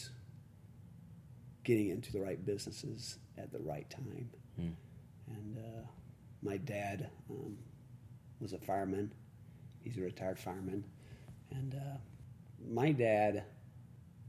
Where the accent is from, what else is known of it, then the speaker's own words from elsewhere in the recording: Jacksonville, Florida, United States; also born or lived in Provo, Utah; I'm originally from Jacksonville, Florida, an area there. Small town called Beggar County, Florida